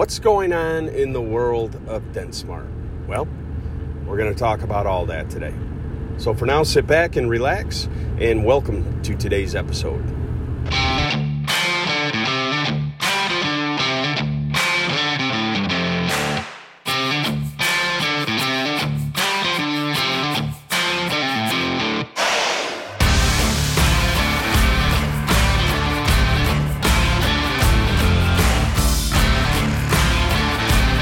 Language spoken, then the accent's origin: English; Cortland, New York, United States; Cortland, New York, my hometown